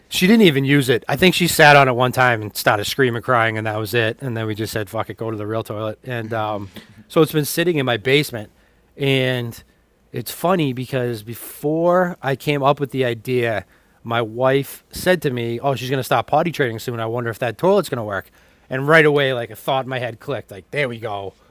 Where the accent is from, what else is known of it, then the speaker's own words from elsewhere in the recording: Woburn, Massachusetts, United States; I'm from Woburn, Mass, right next door